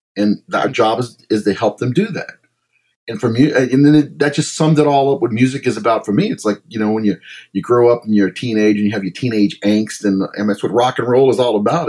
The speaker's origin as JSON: {"language": "English", "town": "Baton Rouge", "region": "Louisiana", "country": "United States", "tie": "born or raised there", "lives_now": "New Orleans, United States", "said": "I was born in New Orleans, raised in Baton Rouge"}